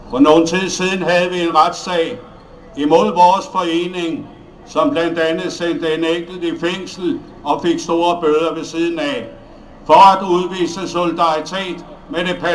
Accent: Denmark; Jeg kommer fra Danmark sammen med en række andre kammerater

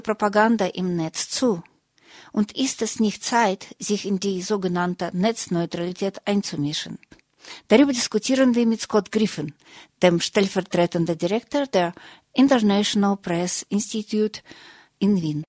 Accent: Russia; now in Germany; in Russland, wo ich herkomme, und auch hier in Deutschland, wo ich lebe

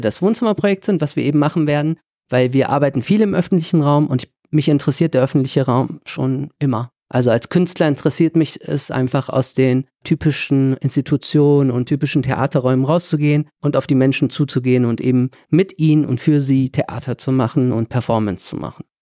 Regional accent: Vilsbiburg, Bavaria, Germany; now in Düsseldorf, Germany; tatsächlich bin ich in Vilsbiburg zur Schule gegangen. Das heißt, ich habe mal eine Zeit lang in Bayern gelebt

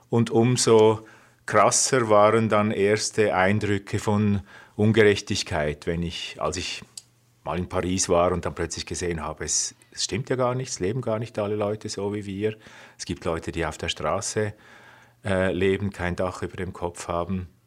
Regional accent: Zurich, Switzerland; Ich bin im Kanton Zürich aufgewachsen, dort auch zur Schule gegangen.

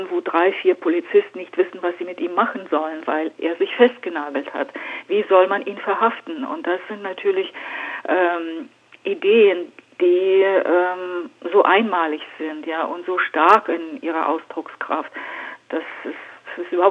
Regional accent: Siberia, Russia; weil ich bin in Sibirien geboren und groß geworden.

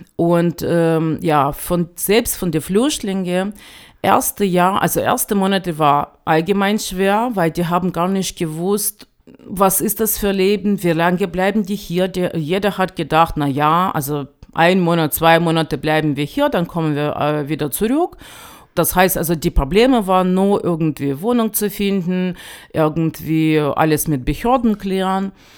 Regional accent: Ukraine; German is a second language; now in Chemnitz, Germany; als Ukrainer

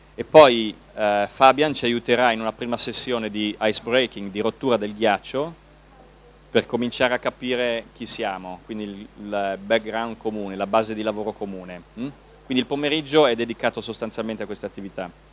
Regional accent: Milan, Lombardy, Italy; per noi milanesi, io abito, sono di Milano, abito a Milano

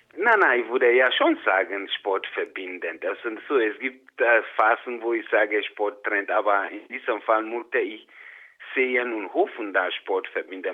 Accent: Ghana; moved away as an adult; now in Innsbruck, Austria; ich bin in Ghana geboren, aufgewachsen, mit 28 Jahren nach Österreich gekommen

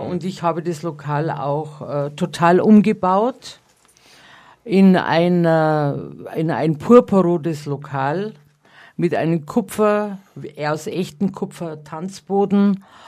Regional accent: Bavarian countryside, Germany; accent: Bavarian; moved away; also born or lived in Munich; Ich bin ja am Land geboren

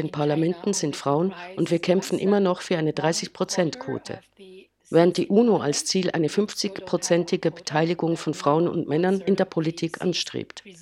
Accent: Beijing, China; German is a second language; spreche zu euch aus meiner Heimatstadt Peking in China.

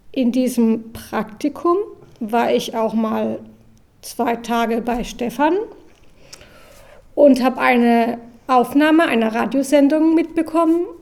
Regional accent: Karlsruhe, Baden-Württemberg, Germany; Ich war lange im Ausland und habe es aber nie geschafft. Dann bin ich 2016 zurück in meine Heimatstadt Karlsruhe gezogen

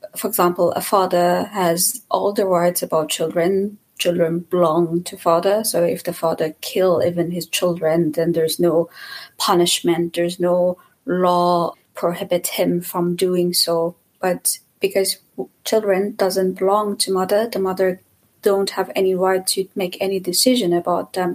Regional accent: Iran; moved away as an adult; also born or lived in Germany; now in Leipzig, Germany; I'm from Iran and I live in Germany for a while right now

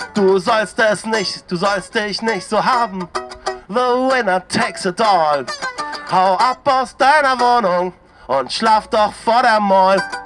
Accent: East Germany, Germany; als Ossi

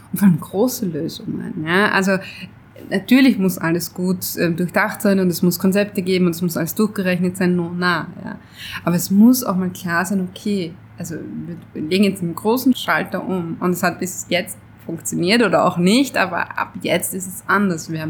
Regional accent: Switzerland; weil ich bin Schweizer, ich bin ein Mann

